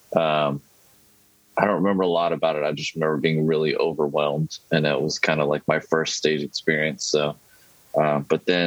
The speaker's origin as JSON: {"language": "English", "area": "Austin", "region": "East Texas", "country": "United States", "tie": "born or raised there", "said": "So I grew up in a East Texas town. It was not huge. There weren't a lot of shows. Moved to Austin. I was actually from Austin originally, but anyway, moved around. Moved back to Austin when I was a teenager."}